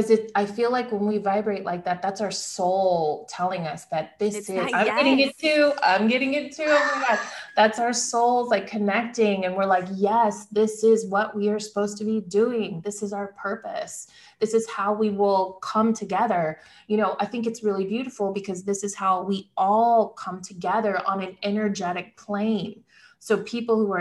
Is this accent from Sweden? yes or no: no; Midwest, United States; I come from the Midwest